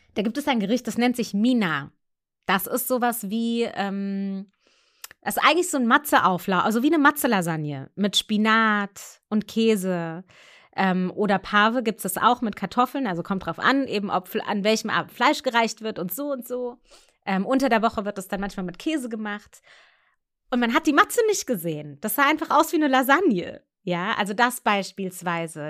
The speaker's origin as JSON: {"language": "German", "country": "Germany", "tie": "born or raised there", "also_born_or_lived": "Munich / Frankfurt", "said": "in zwei Einheitsgemeinden aufgewachsen in München und in Frankfurt"}